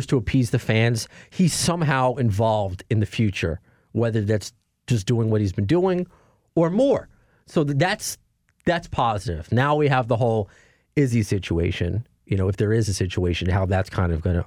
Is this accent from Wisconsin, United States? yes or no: no; New York, United States; I'm a New Yorker